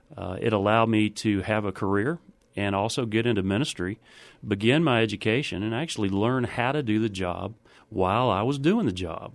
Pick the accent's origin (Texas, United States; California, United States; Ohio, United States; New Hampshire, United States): Texas, United States; Waco; also born or lived in New Braunfels, Texas; I grew up in Waco, Texas